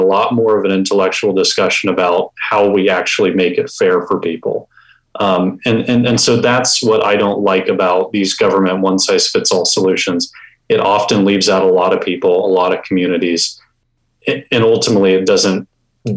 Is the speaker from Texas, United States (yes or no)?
yes; Houston, Texas, United States; I was born and raised in Houston